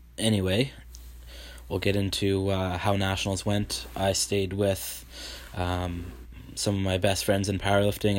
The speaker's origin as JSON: {"language": "English", "area": "Vancouver Island, BC", "region": "British Columbia", "country": "Canada", "said": "I am a powerlifter from Vancouver Island, uh, B C Canada"}